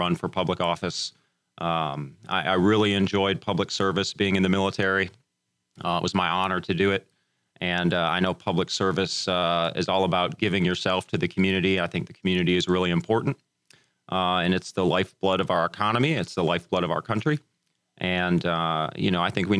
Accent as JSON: {"language": "English", "region": "Northern Illinois", "country": "United States", "tie": "born or raised there", "moved": "as an adult", "lives_now": "Houston, United States", "said": "I grew up in Northern Illinois to a single parent household"}